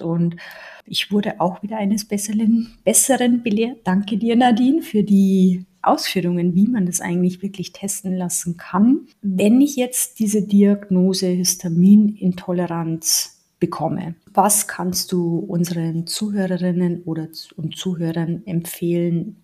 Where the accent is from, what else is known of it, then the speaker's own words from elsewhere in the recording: Bavaria, Germany; ich komme aus Bayern